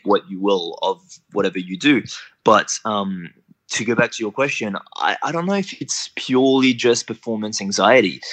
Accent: New Caledonia; moved away as an adult; now in Australia; originally I'm from New Caledonia, so that's like a small little French island in the Pacific between Australia and New Zealand. So I grew up there up until I was about 18

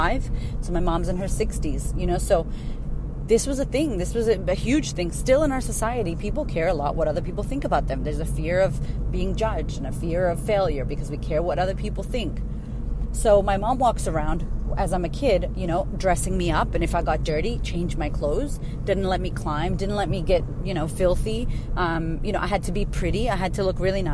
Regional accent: United States; I'm American

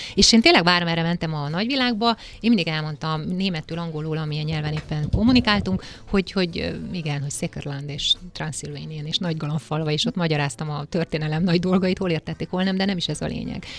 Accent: Székely Land, Romania; moved away as an adult; now in Budapest, Hungary; azt a székelyföldet, amiben én felnőttem

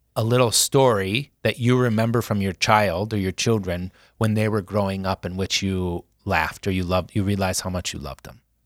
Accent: Sioux Falls, South Dakota, United States; being in Sioux Falls, in the North End. Because when I was growing up, you still knew where everyone lived.

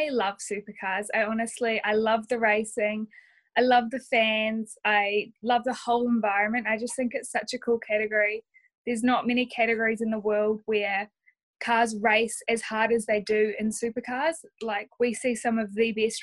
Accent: New Zealand; Being a Kiwi

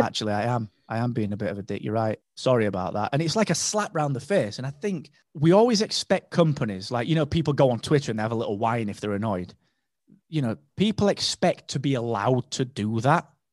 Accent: United Kingdom; I was, if not the only British guy there, I was one of three

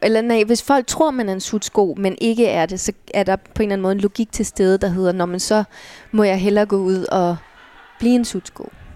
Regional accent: Allerød, Capital Region of Denmark, Denmark; moved away; bor i Allerød, hvor jeg er fra

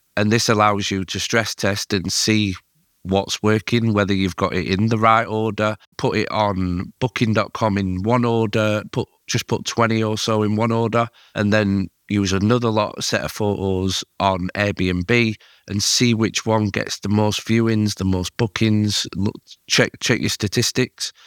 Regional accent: Yorkshire and the Humber, United Kingdom; as a Yorkshireman

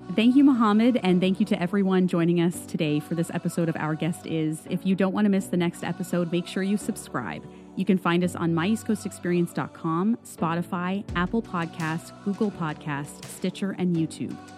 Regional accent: Halifax, Nova Scotia, Canada; growing up in the Halifax area for most of my life

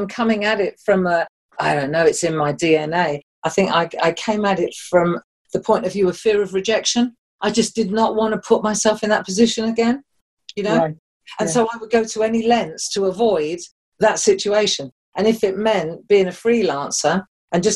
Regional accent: London, United Kingdom; moved away as an adult; also born or lived in Germany; you talk like you came out of London, which I did

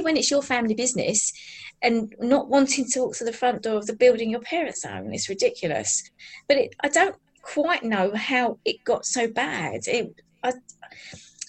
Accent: Billericay, East of England, United Kingdom; I'm from Billericay in Essex, so I'm an original Essex girl.

